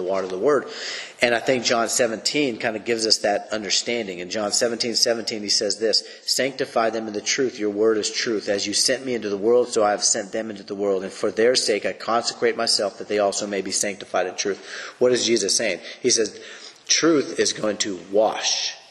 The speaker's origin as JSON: {"language": "English", "country": "United States", "said": "For me as an American"}